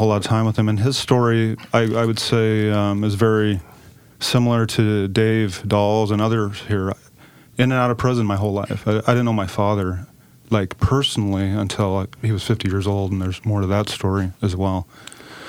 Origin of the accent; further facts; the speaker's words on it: Klamath Falls, Oregon, United States; I'm from Klamath Falls, down in southern Oregon, small town down there